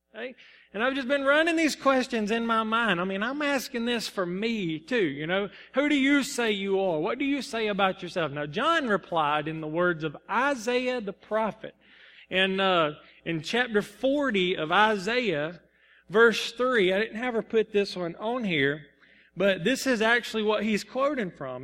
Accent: Salem, United States; I'm from Salem

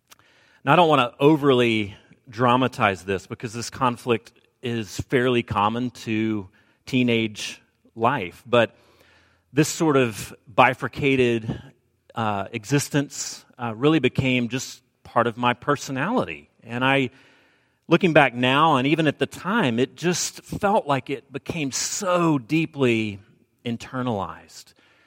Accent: Alabama, United States; accent: Southern; now in US West Coast; I've pretty much jettisoned my Southern accent, though it does come out from time to time, and I'll drop a fixin' to into the sermon, or maybe a mic hood, and you'll realize where my roots lie. I did grow up in Alabama

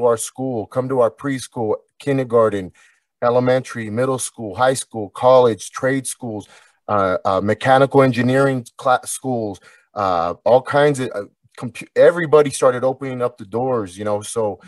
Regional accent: Anaheim, California, United States; Anaheim, California.

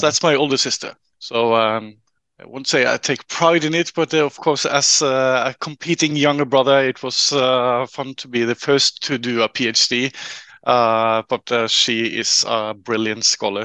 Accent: Trondheim, Trøndelag, Norway; I'm a local uh, uh a local guy uh, from Trondheim. I grew up uh, right in the middle of, of the city.

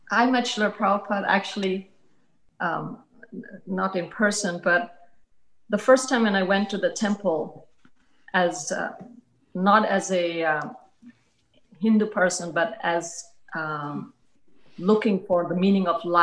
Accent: Washington, District of Columbia, United States; born there; also born or lived in Zambia / Italy / Libya / India; when my father was here in America, that's when I was born here in Washington D.C. And then every, you know, then I went lived in Zambia for a few years and in Italy and in for a few years and in Libya and in India.

